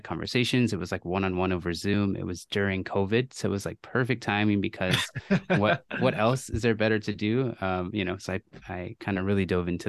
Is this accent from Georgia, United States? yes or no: no; Camarillo, California, United States; also born or lived in Tulare; I actually grew up in Camarillo, California. So like Ventura County, but I was born in Fresno area